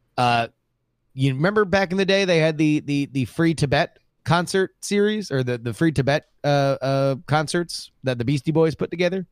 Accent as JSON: {"language": "English", "region": "South Florida", "country": "United States", "tie": "born or raised there", "said": "I grew up in South Florida, which is right next to Cuba"}